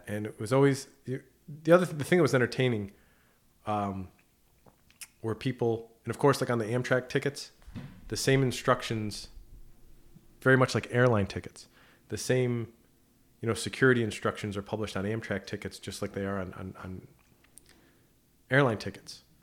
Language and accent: English; near Clifton Park, New York, United States; moved away as an adult; now in Plattsburgh, United States; my first position was at A X A Advisors down in Clifton Park, close, close to my hometown.